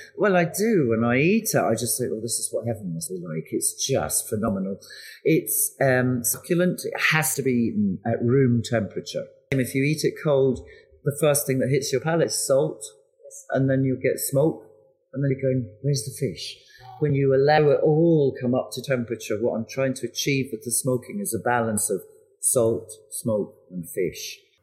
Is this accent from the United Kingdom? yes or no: yes; west coast of Scotland, United Kingdom; moved away; I'm a Scot. I was born and raised on the west coast of Scotland